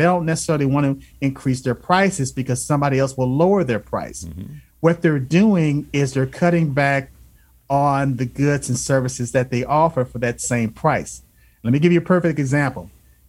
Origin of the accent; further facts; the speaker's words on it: Alabama, United States; I grew up in the South. {S0} Yes. {S1} I was born in Alabama.